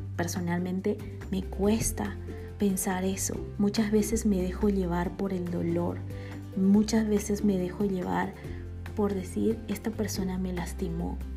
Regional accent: Bolivia; born or raised there; now in Guatemala

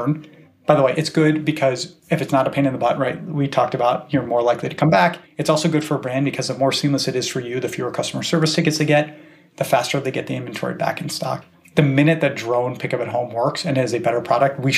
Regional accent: Cleveland, Ohio, United States; now in Bay Area, United States; I grew up in Cleveland, which is America's favorite city.

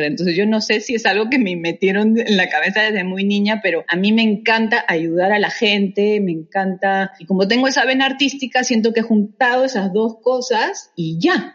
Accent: Peru; moved away as an adult; also born or lived in Canada; cuando yo salí del colegio, eh, lamentablemente el Perú se encontraba

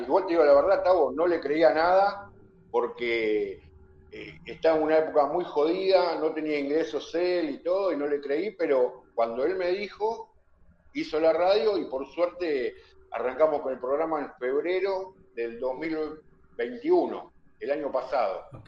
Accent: Argentina; acá en mi país, en Argentina

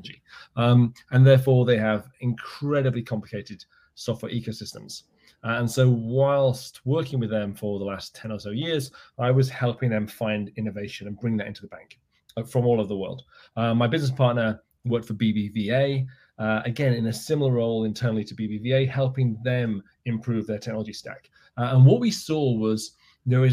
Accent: United Kingdom; now in Miami, United States; I'm not originally from Miami. I'm originally from the UK

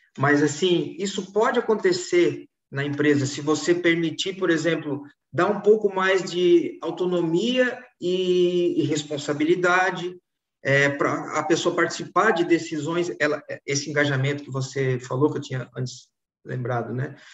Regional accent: Florianópolis, Santa Catarina, Brazil; vivi em Florianópolis, estou vivendo em Florianópolis

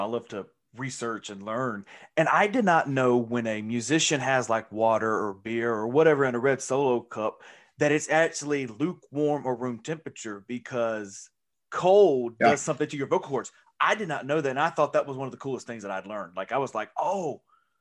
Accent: Mississippi, United States; I'm from Mississippi

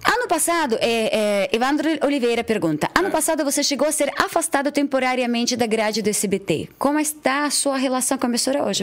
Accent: Odesa, Odesa Oblast, Ukraine; Portuguese is a second language; now in Brazil; eu sou da, de Odessa

